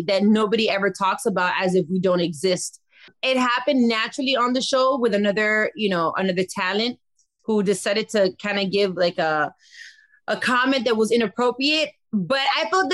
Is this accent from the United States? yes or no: yes; Miami, Florida, United States; I was born and raised in Miami